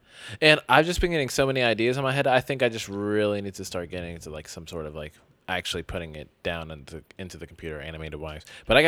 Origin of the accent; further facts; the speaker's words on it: United States; I'm American.